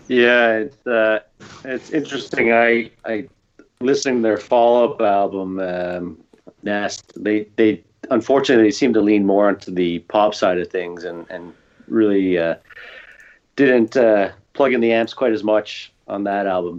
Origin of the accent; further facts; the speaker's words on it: Canada; I'm biased as a Canadian